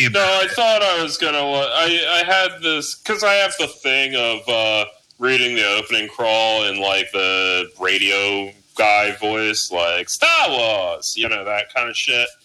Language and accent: English; New Jersey, United States; I'm a boatsman. I'm from South Jersey. We're all boatsmen